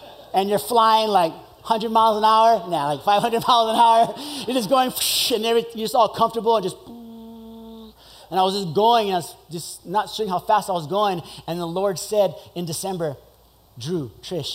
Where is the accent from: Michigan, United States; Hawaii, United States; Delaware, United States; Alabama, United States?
Hawaii, United States; Kailua; I grew up in Kailua, went to St. Anthony School.